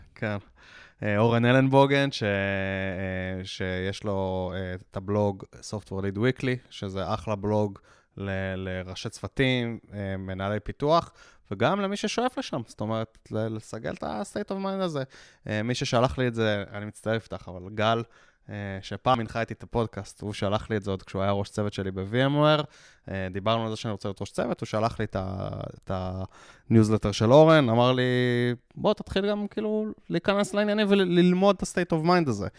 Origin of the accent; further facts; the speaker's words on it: Israel; אנחנו ישראלים